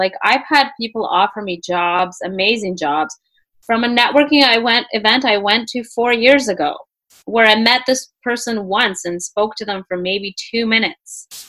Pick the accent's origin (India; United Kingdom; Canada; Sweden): Canada; also born or lived in Russia / Peru; I'm Canadian. Yes, I am Canadian now, but I moved to Canada when I was 8 years old. Right. And prior to that, I lived in Peru for a bit. But I was actually born in Russia.